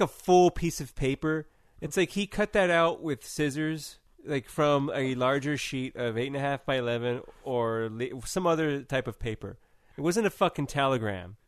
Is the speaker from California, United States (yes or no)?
yes; California, United States; I'm from California